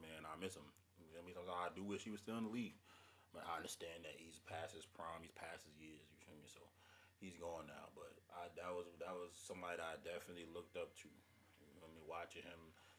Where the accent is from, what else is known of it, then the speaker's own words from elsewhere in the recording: New York City, New York, United States; I'm from Brooklyn. It's where … was born